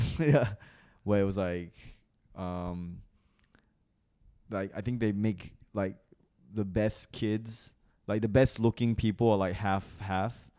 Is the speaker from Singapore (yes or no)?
yes; Singapore; accent: international school accent; moved away as an adult; also born or lived in Malaysia / Australia; I was, like, born in Malaysia, but I'm ethnically Chinese. And I grew up in Singapore.